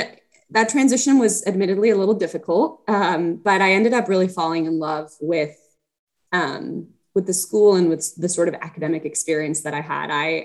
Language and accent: English; Mexico City, Mexico; English is a second language; also born or lived in Canada; I am originally from Mexico City. I am the daughter of diplomats. And so I was lucky enough to spend my childhood in a few different places.